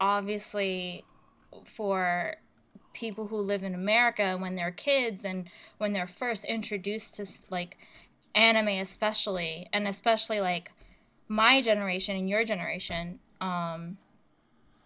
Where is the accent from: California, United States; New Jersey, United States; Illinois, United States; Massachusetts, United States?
New Jersey, United States; I was growing up in North Jersey, in New Jersey